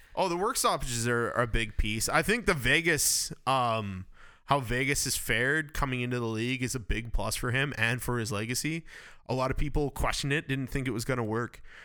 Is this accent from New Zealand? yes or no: no; Campbell River, British Columbia, Canada; I'm from Campbell River and that's home of Rod Brendamore